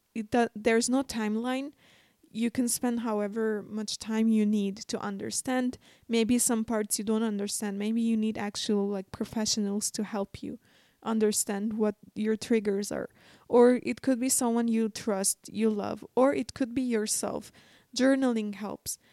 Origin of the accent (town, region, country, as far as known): Armenia